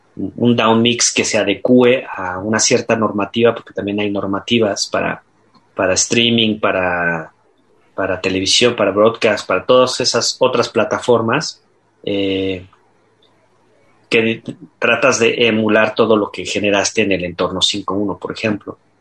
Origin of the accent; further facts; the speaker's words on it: Mexico; como mexicanos